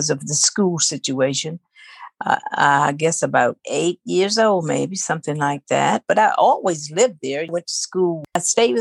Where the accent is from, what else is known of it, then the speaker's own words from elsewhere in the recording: United States; I grew up on Mobley Creek.